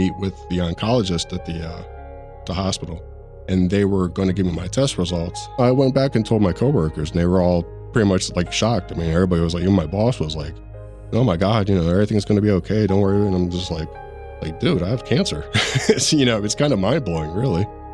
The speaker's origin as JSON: {"language": "English", "town": "Harrisburg", "region": "Pennsylvania", "country": "United States", "said": "I'm from Harrisburg, Pennsylvania"}